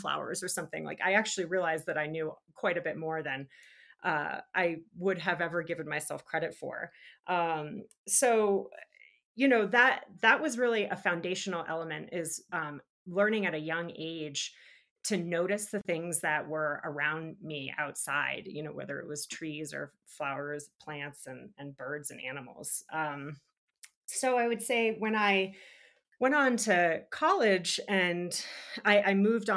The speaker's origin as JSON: {"language": "English", "region": "New England", "country": "United States", "tie": "born or raised there", "moved": "as an adult", "lives_now": "Park City, United States", "said": "growing up in New England"}